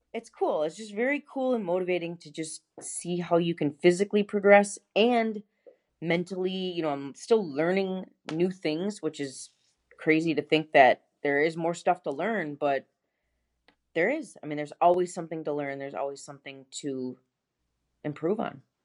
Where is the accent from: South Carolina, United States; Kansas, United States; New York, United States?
New York, United States; Buffalo; moved away as an adult; now in Gainesville, United States; I'm originally from Buffalo, New York, and I moved to Gainesville, Florida in two thousand thirteen